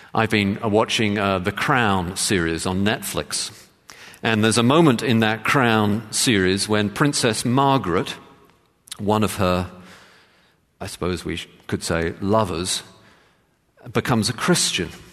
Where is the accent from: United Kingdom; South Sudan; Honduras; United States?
United Kingdom; England; I grew up in England as a, in the Church of England